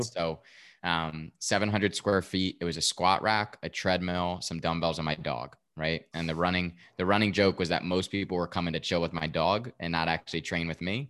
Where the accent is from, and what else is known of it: Westfield, New Jersey, United States; born or raised there